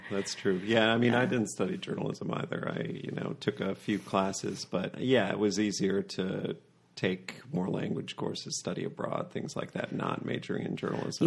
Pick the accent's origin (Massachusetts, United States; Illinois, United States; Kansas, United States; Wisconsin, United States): Wisconsin, United States; McFarland; you're from my hometown